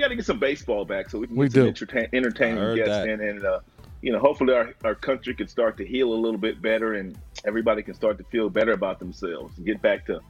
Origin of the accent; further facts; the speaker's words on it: California, United States; I was a boy, you know, African-American young kid growing up in California.